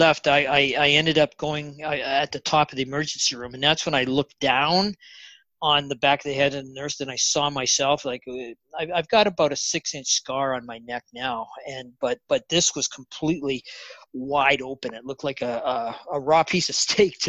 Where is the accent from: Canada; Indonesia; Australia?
Canada; also born or lived in Bella Coola, British Columbia; I'm Canadian